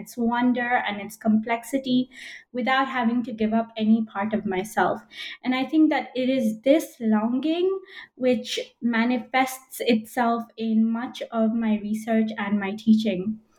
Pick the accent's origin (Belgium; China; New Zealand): Belgium; moved away as an adult; also born or lived in United States / United Kingdom; So I'm of Indian origin, but I was born in Belgium. I'm still a Belgian citizen as well as an American citizen. And I've lived in Belgium, the US, and the UK.